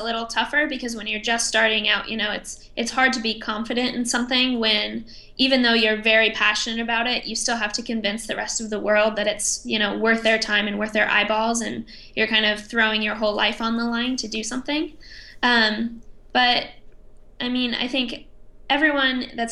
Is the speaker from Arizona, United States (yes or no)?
yes; Arizona, United States; moved away as an adult; also born or lived in Los Angeles / New York; now in San Francisco, United States; my brother and I were born and raised in Arizona